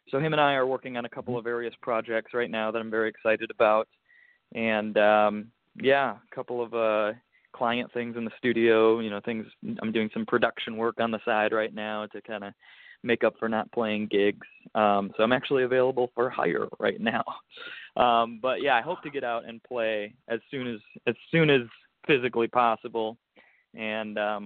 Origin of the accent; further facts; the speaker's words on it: United States; me being an American